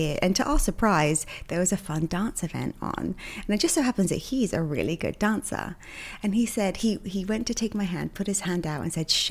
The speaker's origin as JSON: {"language": "English", "region": "England", "country": "United Kingdom", "also_born_or_lived": "New York", "moved": "yes", "lives_now": "Miami, United States", "said": "I'm from England"}